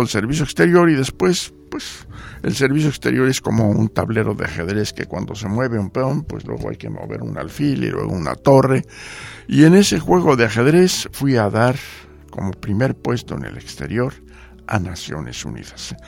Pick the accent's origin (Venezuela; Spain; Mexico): Mexico; Mexico City; moved away as an adult; also born or lived in Geneva, Switzerland / Washington, United States / Poland / Jamaica; Yo nací en la Ciudad de México, mi familia